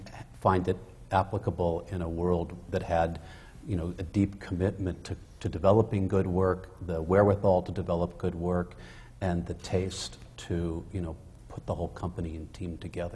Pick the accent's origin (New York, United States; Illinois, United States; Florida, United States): Illinois, United States; Chicago; moved away as an adult; I grew up in Chicago.